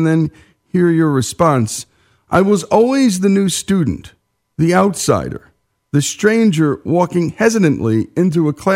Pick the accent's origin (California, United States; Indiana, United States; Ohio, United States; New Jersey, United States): New Jersey, United States; this Jersey boy